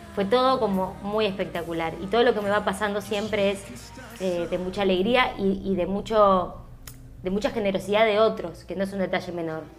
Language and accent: Spanish; Argentina; yo estaba poniendo toda mi rareza argentina, que a la vez soy latina, con todas las diferencias que tenemos los, los argentinos, porque hablamos distinto